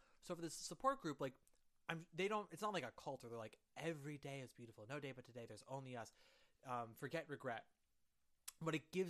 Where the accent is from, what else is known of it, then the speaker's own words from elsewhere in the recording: New York, United States; I'm a New Yorker, fear is my life.